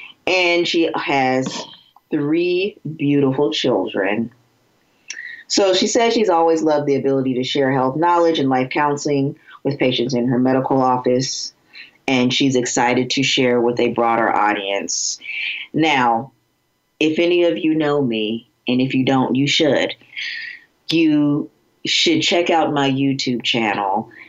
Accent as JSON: {"language": "English", "region": "Florida", "country": "United States", "moved": "yes", "lives_now": "Cincinnati, United States", "said": "I'm from Florida, and I'm currently practicing in Cincinnati, Ohio."}